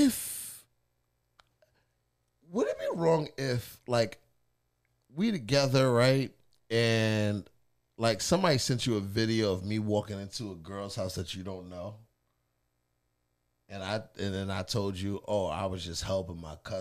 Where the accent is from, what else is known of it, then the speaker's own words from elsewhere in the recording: New York, United States; now in Atlanta, United States; as a New Yorker